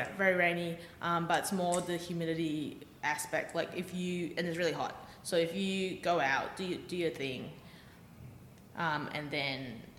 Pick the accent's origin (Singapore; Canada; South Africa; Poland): Singapore; moved away as an adult; now in Australia; I'm Singaporean Chinese.